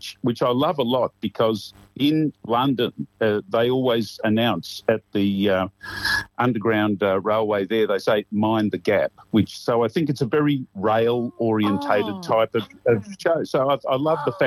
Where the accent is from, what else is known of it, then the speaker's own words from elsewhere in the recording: Camberwell, Victoria, Australia; I grew up in Camberwell, where I'm working at the moment